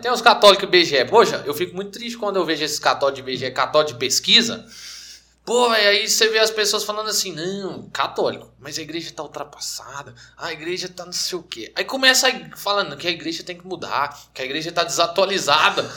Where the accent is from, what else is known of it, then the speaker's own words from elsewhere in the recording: Anápolis, Goiás, Brazil; nós somos de Anápolis, Goiás, mesma cidade